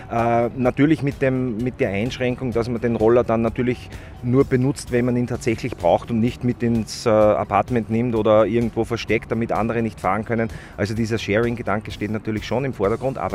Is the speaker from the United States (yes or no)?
no; Upper Austria, Austria; Und ich bin, äh, ich bin ja aus Oberösterreich und jedes Mal, wenn ich nach Wien fahre, äh, ist es für mich ein Graus